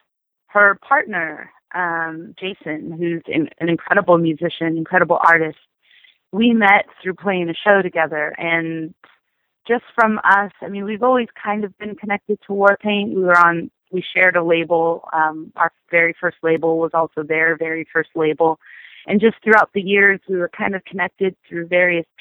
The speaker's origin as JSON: {"language": "English", "town": "Sacramento", "region": "California", "country": "United States", "tie": "born or raised there", "moved": "as an adult", "lives_now": "Los Angeles, United States", "said": "my hometown, Sacramento"}